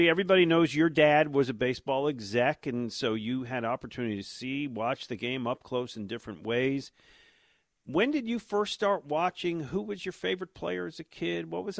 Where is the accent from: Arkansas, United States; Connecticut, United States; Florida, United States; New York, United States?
New York, United States; Buffalo; moved away; I grew up in Buffalo.